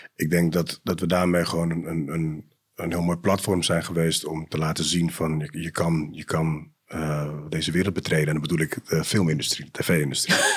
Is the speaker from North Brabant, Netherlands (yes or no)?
no; Amsterdam, North Holland, Netherlands; geboren in Amsterdam West, opgegroeid in Amsterdam Zuid ook.